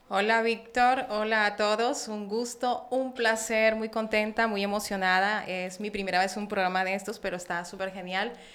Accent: Barranquilla, Atlántico, Colombia; accent: santanderiana y costeña; moved away as an adult; also born or lived in Bucaramanga, Santander, Colombia; now in Mexico; Yo nací en Bucaramanga, Santander, ciudad de los parques, muy reconocida, y nací y me crié el resto de mi, de mi infancia, adolescencia y juventud en Barranquilla La Arenosa

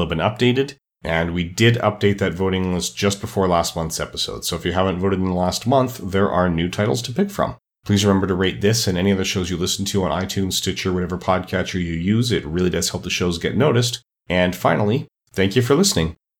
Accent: Edmonton, Alberta, Canada; my hometown of Edmonton, Alberta, Canada

